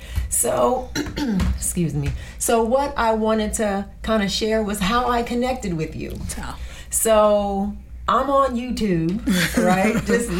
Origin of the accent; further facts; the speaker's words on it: New Jersey, United States; I'm from Jersey, yes. So I knew that accent